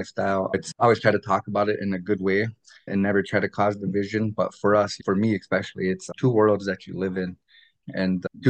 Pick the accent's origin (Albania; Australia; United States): United States; Lower Brule, South Dakota; also born or lived in Bismarck; but I grew up in many different places. Lower Brew is my hometown. I was actually born in North Dakota in Bismarck.